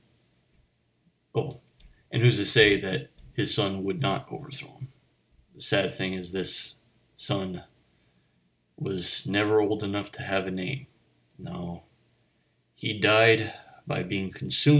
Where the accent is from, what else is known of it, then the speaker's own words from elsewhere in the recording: Delaware County, Pennsylvania, United States; I grew up in Delaware County, Pennsylvania.